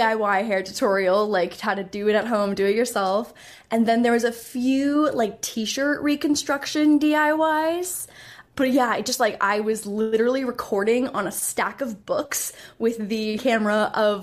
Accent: Canada; also born or lived in Toronto; I'm Canadian. So I was in Toronto for university

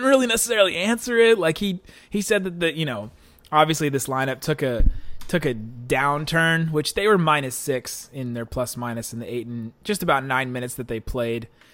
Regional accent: Cincinnati, Ohio, United States; I am from Cincinnati

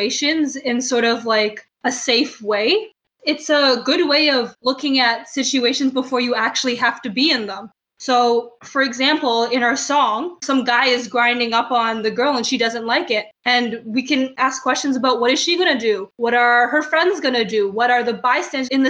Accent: Canada; growing up as a Canadian, but also as someone whose family is from Jamaica and from Hong Kong

